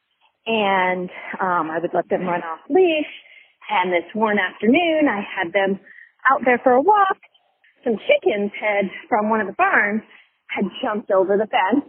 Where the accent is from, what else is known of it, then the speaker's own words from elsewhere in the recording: Vermont, United States; moved away as an adult; also born or lived in Orangevale, California; I'm from Vermont.